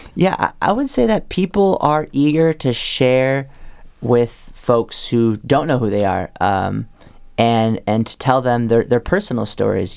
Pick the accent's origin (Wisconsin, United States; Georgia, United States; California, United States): Wisconsin, United States; moved away; I grew up in Wisconsin